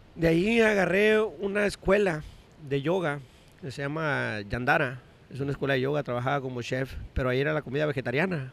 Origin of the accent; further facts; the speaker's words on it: Todos Santos, Baja California Sur, Mexico; Yo soy un todo santeño aferrado